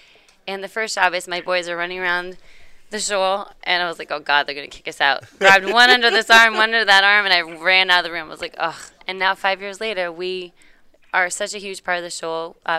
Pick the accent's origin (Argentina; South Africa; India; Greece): South Africa; also born or lived in Tampa; now in Atlanta, United States; So I grew up in South Africa, moved to Tampa. I know no accent. It's very shocking.